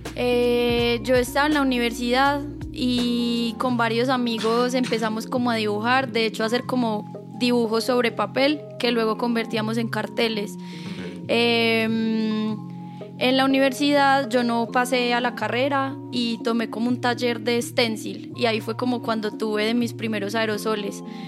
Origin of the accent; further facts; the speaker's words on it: Chinchiná, Caldas, Colombia; moved away as an adult; also born or lived in Manizales; now in Bogotá, Colombia; Yo nací en Manizales, me crié en Chinchina volví a Manizales a estudiar